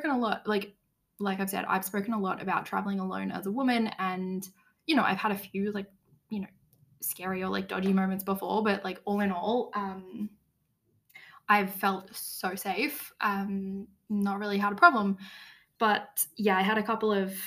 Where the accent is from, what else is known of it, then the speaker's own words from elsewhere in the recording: Australia; moved away as an adult; now in Tirana, Albania; I am from Australia. Even now that I'm living in Europe